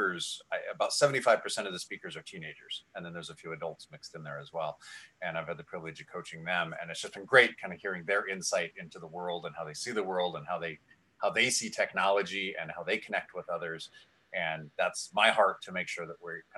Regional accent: Canada; now in Vancouver, Canada; Been in Vancouver for 6.5 years now. I'm Canadian

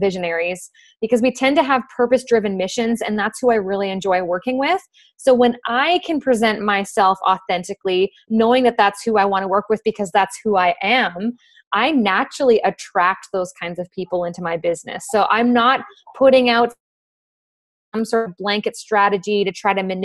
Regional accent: Fort McMurray, Alberta, Canada; I'm originally from Fort McMurray, Alberta

